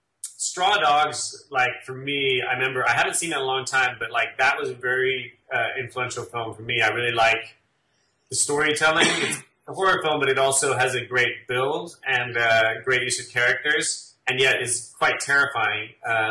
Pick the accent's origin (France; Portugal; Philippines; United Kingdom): United Kingdom; England; accent: English; wife has mentioned to me that even though I throw in the odd English euphemism and word, I don't sound as English as I used to.